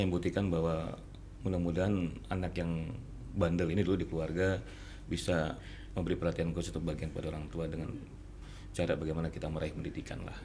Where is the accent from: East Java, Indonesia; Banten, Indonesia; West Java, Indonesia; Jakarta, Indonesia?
Jakarta, Indonesia; moved away as an adult; now in Batam, Indonesia; asli dari Jakarta. Tahun 94 saya ke Batam